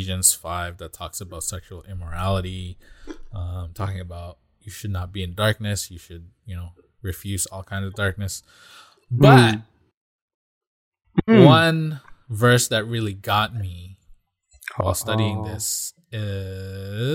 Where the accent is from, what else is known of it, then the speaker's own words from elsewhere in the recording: Philippines; moved away; I grew up in the Philippines, and there's practically no trick-or-treating there.